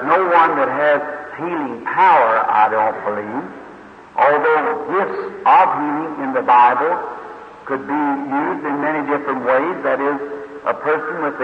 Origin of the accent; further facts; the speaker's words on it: Jeffersonville, Indiana, United States; I am from Indiana, the little city of Jeffersonville, just across from Louisville, Kentucky.